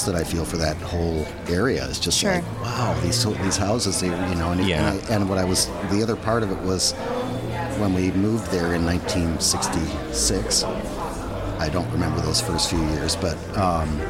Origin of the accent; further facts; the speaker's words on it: Edina, Minnesota, United States; I was born in Minneapolis, and when I was 4, my parents moved to Edina.